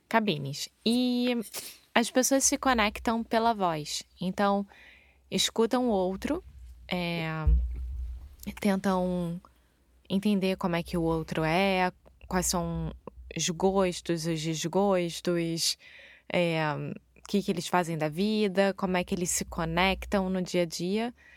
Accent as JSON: {"language": "Portuguese", "region": "Rio de Janeiro", "country": "Brazil", "moved": "yes", "said": "Eu sou brasileira, carioca do Rio de Janeiro"}